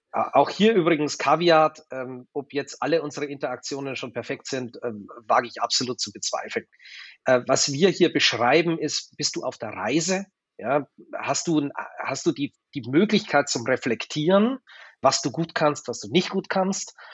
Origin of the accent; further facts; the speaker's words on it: Germany; Ich war halt ein Deutscher, der in Wien war.